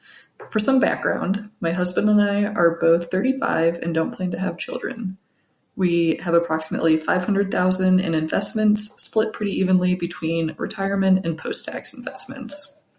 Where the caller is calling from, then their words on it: Colorado, United States; Hi, Paula and Joe. I'm Anonymous from Colorado. I'm a longtime listener and appreciate everything you do.